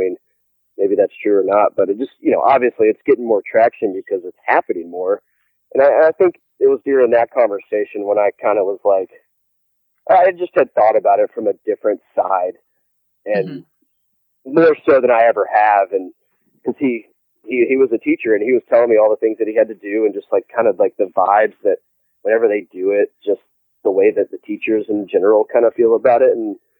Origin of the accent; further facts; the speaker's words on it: the South, United States; And, you know, I'm from the South.